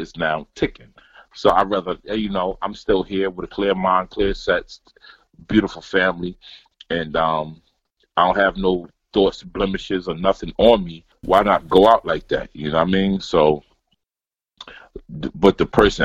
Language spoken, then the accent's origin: English; Asbury Park, New Jersey, United States; moved away as an adult; now in Germany; my hometown, Asbury Park